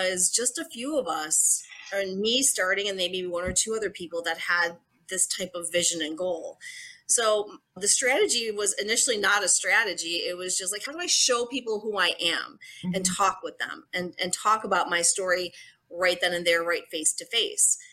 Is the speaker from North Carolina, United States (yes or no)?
no; Buffalo, New York, United States; I am from Buffalo, New York.